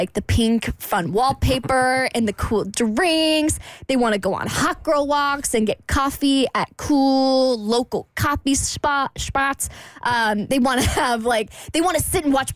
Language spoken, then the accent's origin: English; Jacksonville, Florida, United States; moved away as an adult; I come from Jacksonville. That's where I grew up.